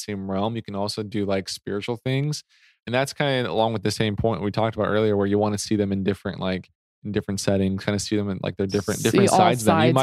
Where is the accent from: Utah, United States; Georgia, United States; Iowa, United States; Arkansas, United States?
Utah, United States; West Jordan; I'm from West Jordan